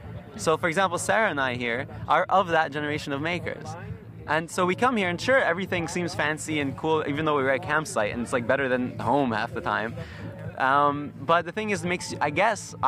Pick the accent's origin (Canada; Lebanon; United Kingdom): Lebanon; I'm from Lebanon